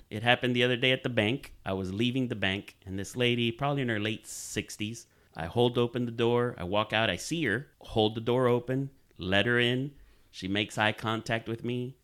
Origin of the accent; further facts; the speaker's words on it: Dominican Republic; moved away; Growing up in Dominican Republic